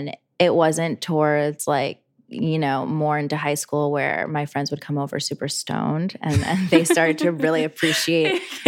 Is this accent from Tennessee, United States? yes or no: no; New Jersey, United States; moved away; I grew up in Jersey.